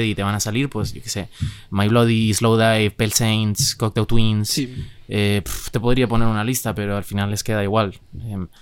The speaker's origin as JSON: {"language": "Spanish", "town": "Madrid", "region": "Community of Madrid", "country": "Spain", "said": "O sea, yo sí soy de Madrid"}